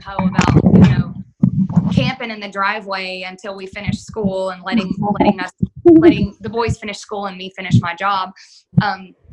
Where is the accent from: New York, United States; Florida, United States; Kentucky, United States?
Florida, United States; Panama City; moved away as an adult; now in Birmingham, United States; we're from Panama City and you know, we're here. We lost our house in a hurricane